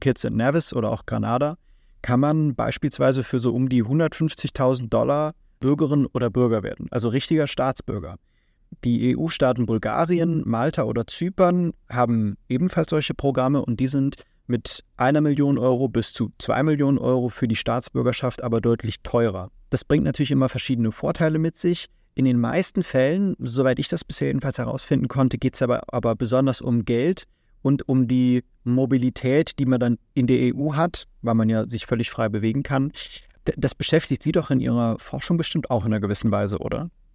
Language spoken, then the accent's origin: German; Germany; also born or lived in Japan; wir als Deutsche